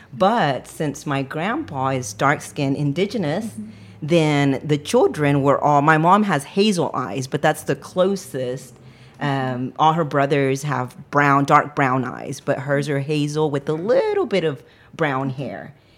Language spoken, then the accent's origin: English; West Texas, United States; now in San Marcos, United States; So I am not from San Marcos, Texas, but got here as quickly as I could. I am originally from West Texas, where there is more cows than there are people.